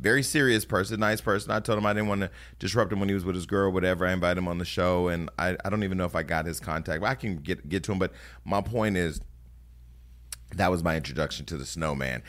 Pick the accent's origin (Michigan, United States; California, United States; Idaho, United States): California, United States; Stockton; now in Los Angeles, United States; the mayor of my hometown